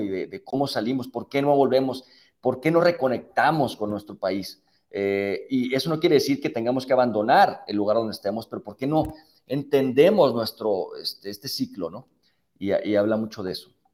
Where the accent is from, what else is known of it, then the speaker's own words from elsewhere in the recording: Mexico; somos todos de México